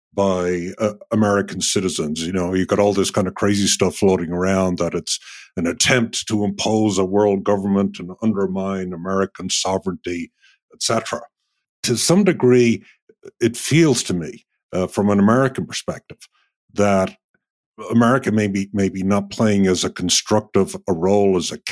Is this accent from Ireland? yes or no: yes; Dublin, Leinster, Ireland; moved away as an adult; now in New York, United States; we grew up in the same side of the city. We grew up right around the same time. I'm a little bit older. As a young person growing up in Ireland